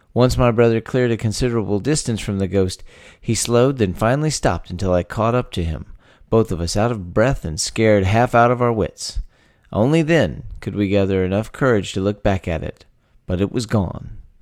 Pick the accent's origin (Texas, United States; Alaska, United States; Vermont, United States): Texas, United States; born or raised there